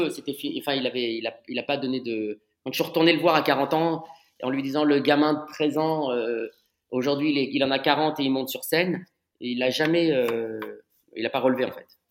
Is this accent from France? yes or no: yes; Paris, Île-de-France, France; J'ai grandi à Paris, j'ai fait mes études à Paris.